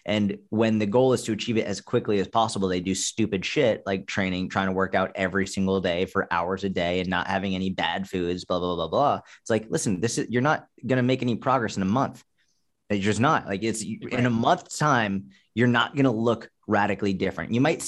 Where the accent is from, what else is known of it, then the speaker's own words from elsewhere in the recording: Boston, Massachusetts, United States; I grew up in Boston where, you know, we had tons of snow, so yeah.